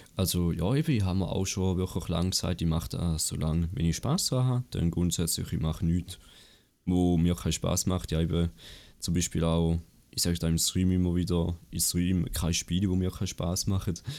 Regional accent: Appenzell Ausserrhoden, Switzerland; ich komme aus Appenzell Ausserrhoden

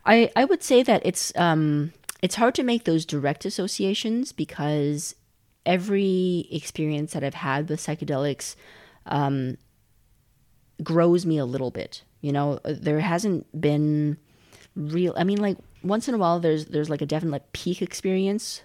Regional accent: Calgary, Alberta, Canada; moved away as an adult; also born or lived in China / Montreal; now in Berlin, Germany; I was born in China. We moved to Canada when I was six, and I grew up in in Calgary, in the western part of Canada, uh, lived there for twelve years

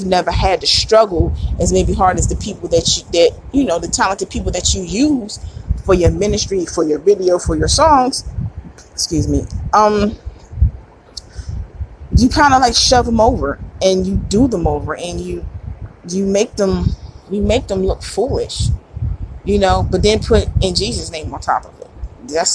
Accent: Philadelphia, Pennsylvania, United States; me being a Philadelphian

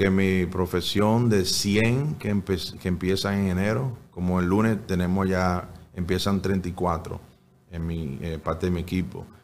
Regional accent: Dominican Republic; El más bonito fuera cuando nos juntábamos todos a cenar. Eh, no todos los días, pero muy frecuente. Que está todo el tío, el primo, la vecina, el gato, el perro ahí.

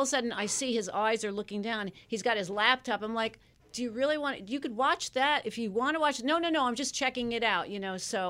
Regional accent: Long Island, New York, United States; I grew up on Long Island.

